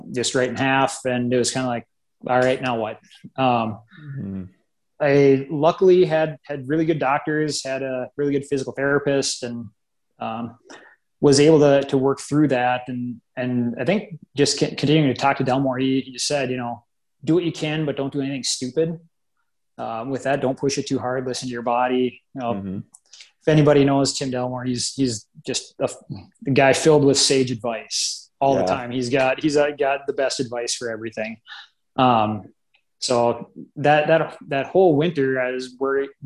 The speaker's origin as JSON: {"language": "English", "town": "Grand Forks", "region": "North Dakota", "country": "United States", "tie": "born or raised there", "moved": "as an adult", "lives_now": "Bismarck, United States", "said": "moved up there right before fifth grade, lived there all the way through high school"}